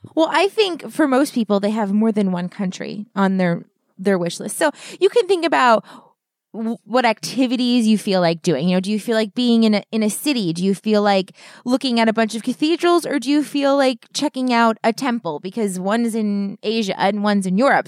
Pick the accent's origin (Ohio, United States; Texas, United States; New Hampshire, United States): New Hampshire, United States; now in Philadelphia, United States; I was born in New Hampshire, and a lot of my family still lives there